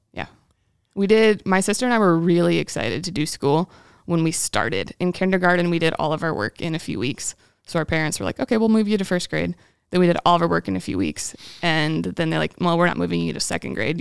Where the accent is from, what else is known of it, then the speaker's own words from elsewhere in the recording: Battle Creek, Michigan, United States; I'm from Battle Creek, Michigan, home of Kellogg's cereal